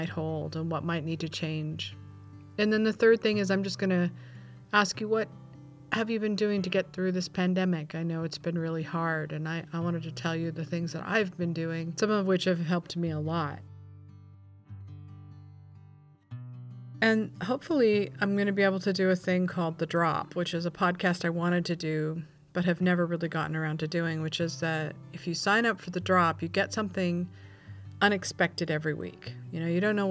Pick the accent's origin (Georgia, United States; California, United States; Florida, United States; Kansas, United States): California, United States; also born or lived in Oxnard, California / Simi Valley, California / Ojai, California / Malibu, California; I grew up in California